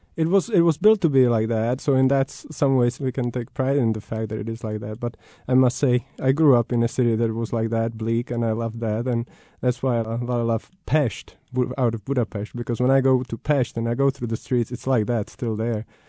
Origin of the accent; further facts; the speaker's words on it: Prague, Czechia; I grew up in Prague